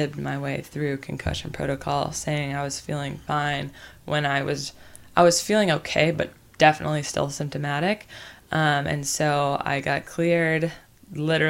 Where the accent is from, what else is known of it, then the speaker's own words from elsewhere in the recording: the Bible Belt, the South, United States; I was raised in the Bible Belt, which is the South